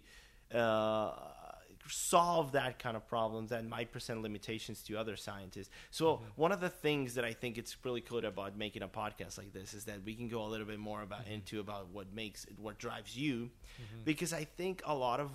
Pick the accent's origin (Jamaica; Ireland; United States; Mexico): Mexico; moved away; I'm from Mexico originally